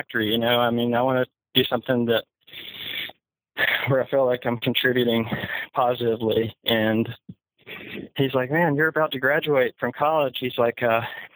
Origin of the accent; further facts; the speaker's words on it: Enterprise, Alabama, United States; moved away as an adult; now in Austin, United States; We're both from Southeast Alabama, went to high school in Enterprise, Alabama.